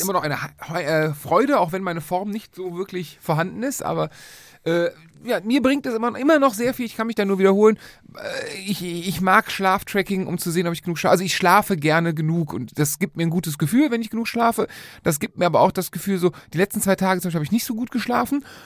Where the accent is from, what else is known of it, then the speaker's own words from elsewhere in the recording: Cologne, North Rhine-Westphalia, Germany; wir kommen aus Köln